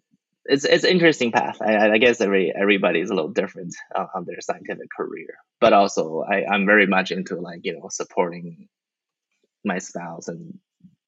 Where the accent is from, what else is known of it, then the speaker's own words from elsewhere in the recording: New Zealand; moved away as an adult; also born or lived in China / Australia / Stanford, United States / Kentucky, United States; now in Florida, United States; I'm Chinese. I grew up in New Zealand